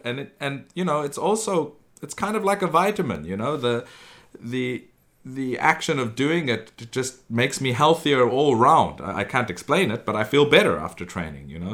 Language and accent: English; South Africa; I grew up in South Africa